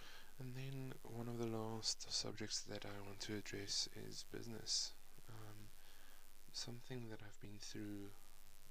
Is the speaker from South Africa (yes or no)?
yes; Johannesburg, Gauteng, South Africa; I come from South Africa, Johannesburg to be precise.